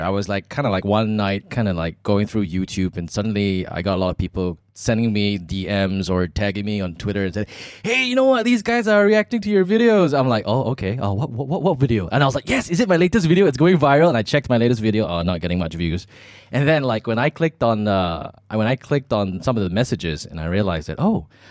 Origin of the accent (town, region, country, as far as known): Malaysia; also born or lived in Australia